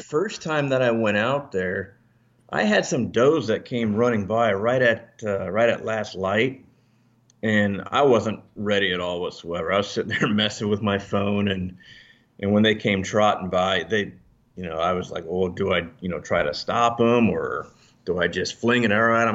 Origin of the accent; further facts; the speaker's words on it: Alaska, United States; moved away; also born or lived in Northern Virginia; I'm from Northern Virginia. Um, I was actually raised in Alaska